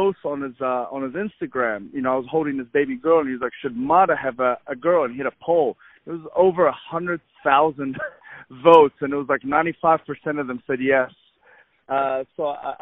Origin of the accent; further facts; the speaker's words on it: New Zealand; moved away as an adult; also born or lived in Egypt / Saudi Arabia / Buffalo, New York, United States; now in United States; I'm from Egypt, originally from Egypt. I moved to New Zealand when I was 9 years old. Grew up in New Zealand till about 19.